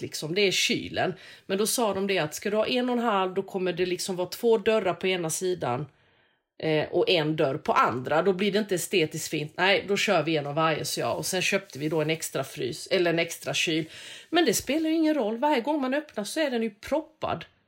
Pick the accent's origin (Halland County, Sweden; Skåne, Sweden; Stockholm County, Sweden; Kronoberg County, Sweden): Kronoberg County, Sweden; Växjö; gjorde vi hemma i Växjö